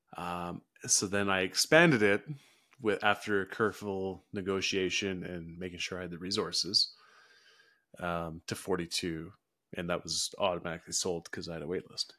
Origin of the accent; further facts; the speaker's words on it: Houston, British Columbia, Canada; I grew up in Houston, B C